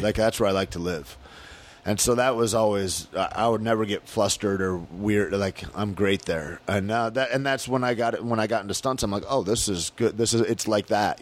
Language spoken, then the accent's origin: English; Michigan, United States; moved away; November 15th is such a big deal in my hometown